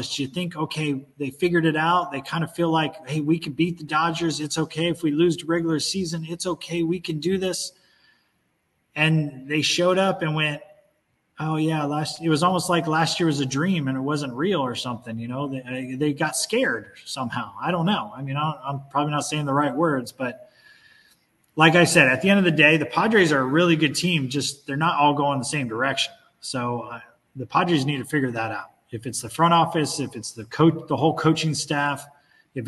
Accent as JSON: {"language": "English", "area": "Orange County", "region": "California", "country": "United States", "tie": "born or raised there", "said": "growing up in Orange County"}